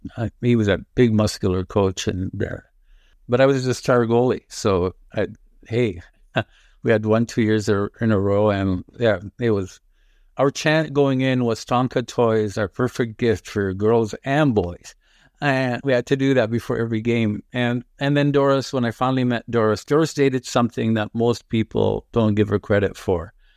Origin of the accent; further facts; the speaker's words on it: Toronto, Ontario, Canada; English is a second language; also born or lived in Lebanon; I grew up in Rexdale and, uh, my parents lived till my dad died behind Rexdale Plaza